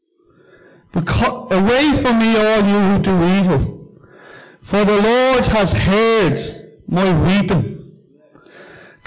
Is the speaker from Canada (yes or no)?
no; Dublin, Leinster, Ireland; as a young kid, I grew up in Cundalkin